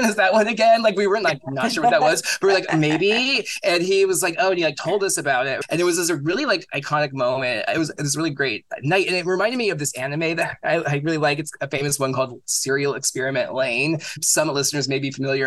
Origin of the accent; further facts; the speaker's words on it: South Bay area, California, United States; also born or lived in Santa Cruz; I grew up in the South Bay area